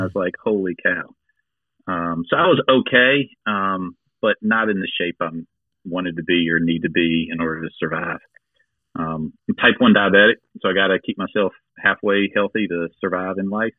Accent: Gates County, North Carolina, United States; now in Greenville, United States; I'm from Gates County, which is literally the most rural county in North Carolina

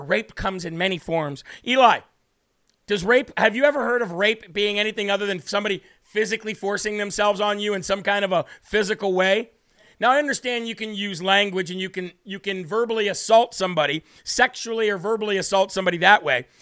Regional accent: Illinois, United States; I'm from Illinois

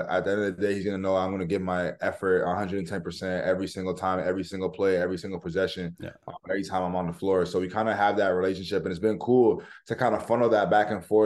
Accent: Woodbridge, Ontario, Canada; also born or lived in Poland; I'm from Woodbridge

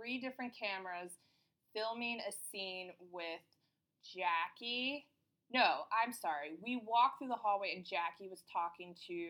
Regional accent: New Jersey, United States; I'm from Jersey

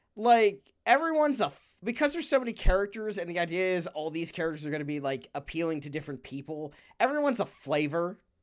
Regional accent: San Francisco, California, United States; in my hometown of San Francisco, shout out to the city by the bay

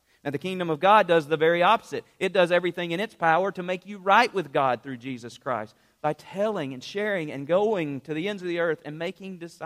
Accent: United States; I was born in the United States of America

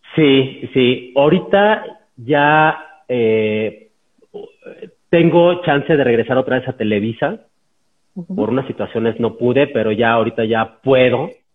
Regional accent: San Luis Potosí, Mexico; moved away; yo soy de San Luis Potosí

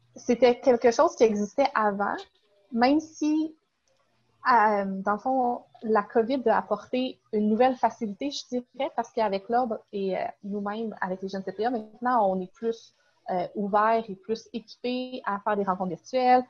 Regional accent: Sherbrooke region, Quebec, Canada; je viens de la région de Sherbrooke

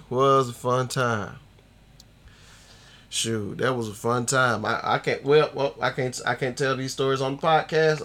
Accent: Albany, Georgia, United States; my hometown, the 229

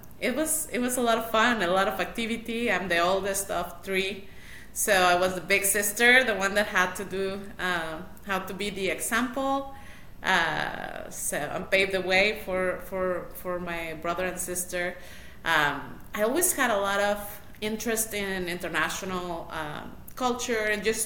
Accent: Mexico City, Mexico; now in Nashville, United States; I was born in Mexico City.

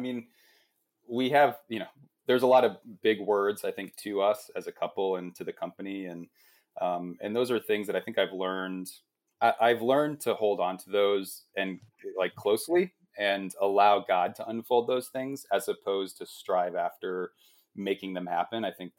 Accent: Midwest, United States; you know, we came from the Midwest where it's like you're part of like a small group at church on Wednesday night.

